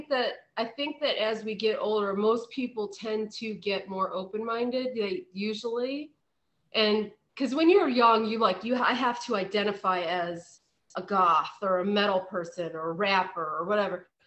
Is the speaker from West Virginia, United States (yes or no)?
yes; West Virginia, United States; I'm from West Virginia, he's in Pennsylvania. And you know, that was part of both of our kind of heritage.